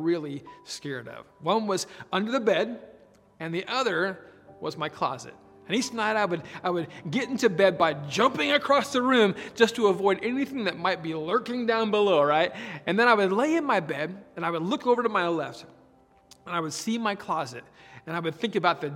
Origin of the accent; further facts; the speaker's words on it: Oregon, United States; moved away; I grew up in Oregon, way out in the Pacific Northwest